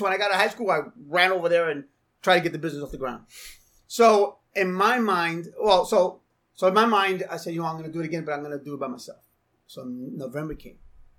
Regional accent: North Bergen, New Jersey, United States; also born or lived in Florida; I was born and raised in Jersey. I'm a North Bergen kid.

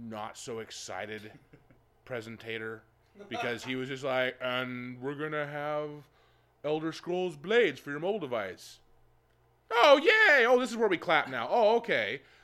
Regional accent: Philippines; Is that because I'm Filipino?

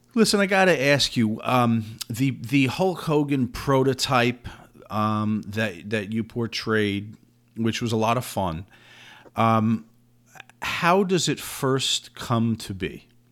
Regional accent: New Jersey, United States; also born or lived in Florida; I'm from New Jersey

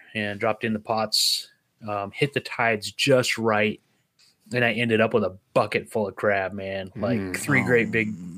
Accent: Pacific Northwest, United States; moved away; I'm actually from the Pacific Northwest

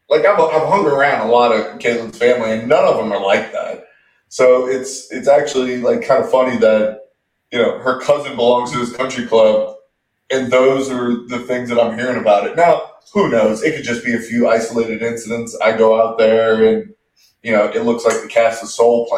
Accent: the South, United States; I'm from the South too

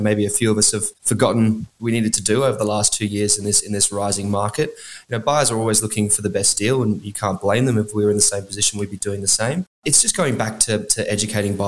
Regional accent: Canberra, Australian Capital Territory, Australia; Western Creek, it's actually my hometown where I grew up

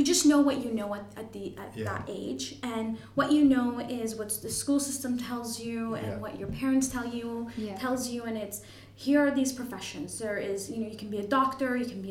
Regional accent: Toronto, Ontario, Canada; accent: Canadian; moved away as an adult; now in Ireland; I'm Canadian, you probably can tell with the accent. I'm from Toronto, proud Torontonian

